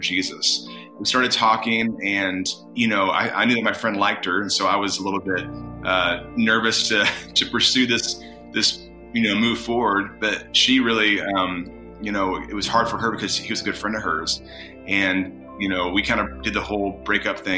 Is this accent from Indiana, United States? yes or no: yes; Indiana, United States; moved away as an adult; also born or lived in California; I actually am from Indiana